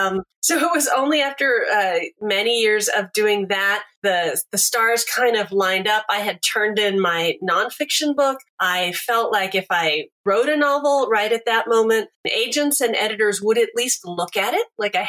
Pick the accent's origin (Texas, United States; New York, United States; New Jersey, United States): Texas, United States; also born or lived in Kansas; I grew up in Texas and Kansas, but my folks had grown up in a very small town in Kansas, a different one than where I ended up eventually.